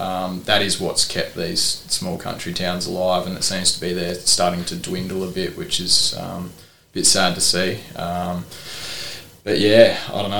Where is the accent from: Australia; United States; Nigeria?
Australia; Port Lincoln, South Australia; born and bred in Port Lincoln